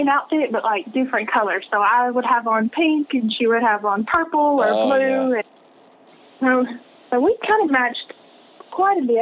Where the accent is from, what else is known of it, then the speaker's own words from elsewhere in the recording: Tennessee, United States; I'm from Tennessee